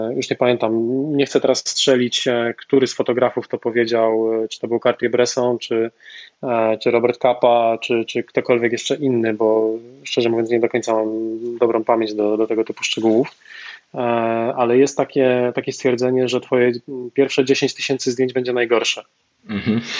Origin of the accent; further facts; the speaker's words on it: Częstochowa, Silesian Voivodeship, Poland; pochodzę z Częstochowy